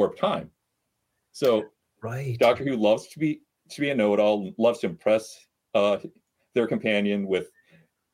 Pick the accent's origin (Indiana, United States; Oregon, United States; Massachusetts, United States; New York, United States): Indiana, United States; South Bend; now in Chicago, United States; I grew up in South Bend